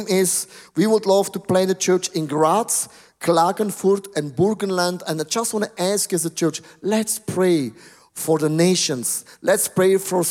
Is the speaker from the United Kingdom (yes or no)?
no; Buchs, St. Gallen, Switzerland; I was brought up actually in Buchs. This is very close by Germany and Austria and Liechtenstein